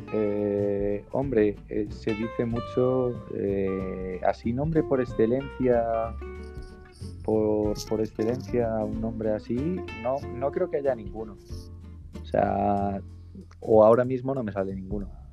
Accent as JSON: {"language": "Spanish", "region": "Galicia", "country": "Spain", "said": "soy de Galicia"}